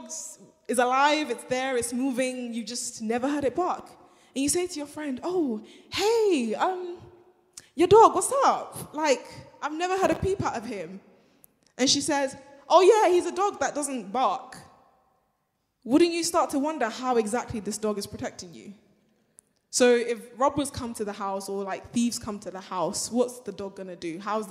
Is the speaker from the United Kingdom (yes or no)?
no; Nigeria; moved away; I'm Nigerian, right? And when you go back home